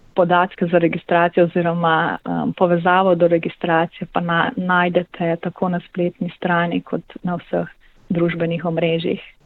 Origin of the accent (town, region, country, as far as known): Slovenia